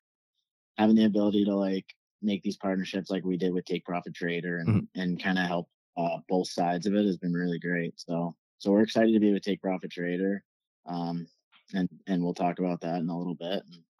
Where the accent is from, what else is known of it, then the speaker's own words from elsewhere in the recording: Orlando, Florida, United States; moved away as an adult; So I'm from Orlando.